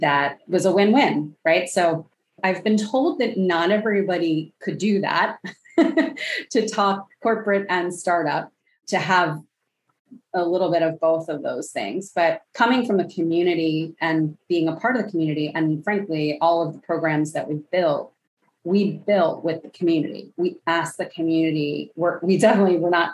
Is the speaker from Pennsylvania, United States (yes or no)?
yes; Philadelphia, Pennsylvania, United States; bringing those things back to my hometown of Philadelphia